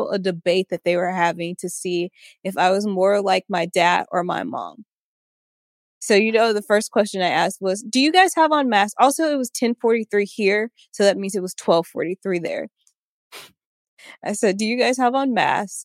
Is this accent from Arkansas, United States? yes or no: yes; Arkansas, United States; moved away; a phone number that it was from my hometown, 479